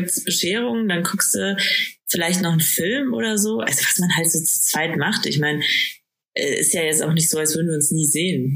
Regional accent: Bad Aibling, Bavaria, Germany; moved away; ich komme aus Bad Aibling ursprünglich

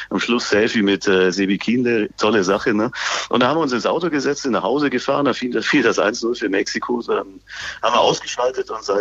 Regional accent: Bavaria, Germany; born there; Nein, äh, ich bin gebürtiger Bayer und deswegen bin ich weniger

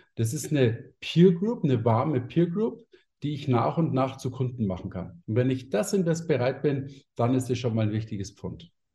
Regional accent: Munich, Bavaria, Germany; bei mir sagt man Servus, ich bin nämlich aus München.

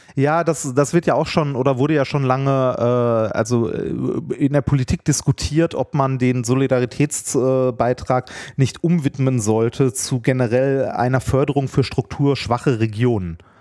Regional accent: Essen, North Rhine-Westphalia, Germany; ich bin halt Essener, und ich werde das auch für mein Leben lang bleiben und liebe diese Stadt

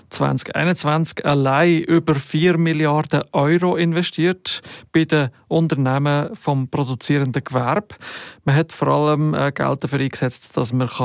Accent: Grand Est, France; macht mich als halber Elsässer natürlich stolz

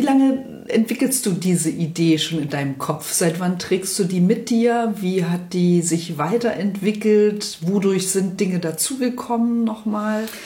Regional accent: Spreewald, Brandenburg, Germany; moved away as an adult; now in Hamburg, Germany; ich bin ja auch ein Kind der DDR im Spreewald groß geworden

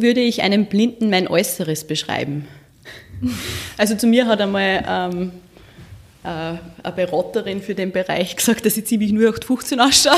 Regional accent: Walding, Urfahr-Umgebung district, Upper Austria, Austria; bin auf einem Bauernhof groß geworden in Weiding im Bezirk mhm. Urf Umgebung

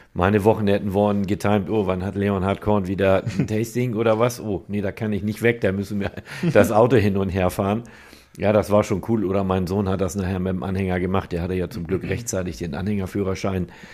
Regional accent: Nendorf, Germany; ich komme aus Nendorf, bin 53 Jahre alt und habe da einen Karosserie- und Lackierbetrieb

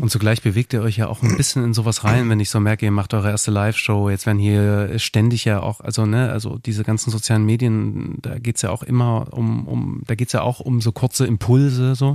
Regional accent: Dresden, Saxony, Germany; moved away as an adult; also born or lived in Berlin; ich komme aus Dresden ursprünglich

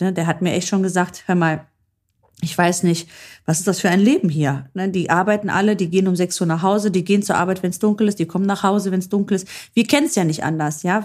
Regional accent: Germany; hier dann ansässige, gebürtige Deutsch-Griechen, sage ich jetzt mal so wie ich

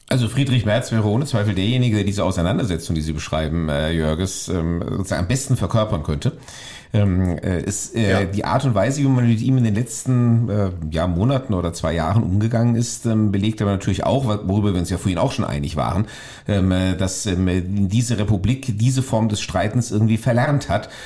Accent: Wiesbaden, Hesse, Germany; ich stamme tatsächlich hier aus der Landeshauptstadt. Ich bin jetzt zwar nicht geboren, aber seit meinem neunten Lebensjahr ähm, hier aufgewachsen

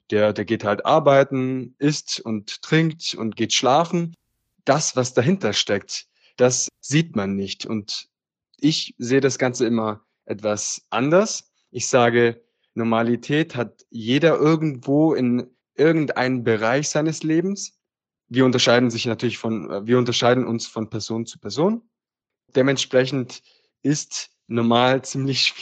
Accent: Apulia, Italy; now in Germany; wohne im Süden Deutschlands und wie Nico schon gesagt hat, komme ich ursprünglich aus Italien her, aus dem schönen Apulien.

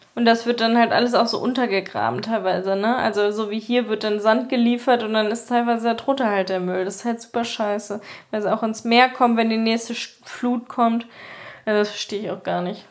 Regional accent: Eschwege, Hesse, Germany; das Open Flair ist in meiner Heimat halt so ein bekanntes Festival

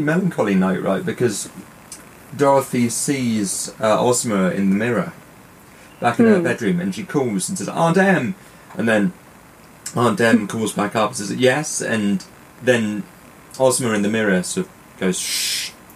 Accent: United Kingdom; being British

